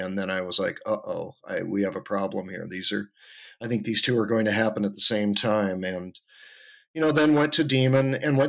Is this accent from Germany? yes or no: no; the Adirondacks, New York, United States; moved away as an adult; also born or lived in Twin Cities, Minnesota / Austin, Texas; now in San Francisco, United States; I grew up in the Adirondacks